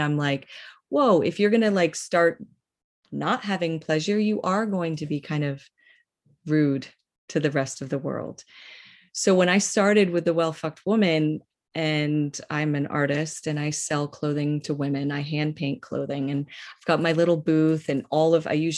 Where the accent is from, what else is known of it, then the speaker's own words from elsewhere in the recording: Northeast, United States; I'm from the Northeast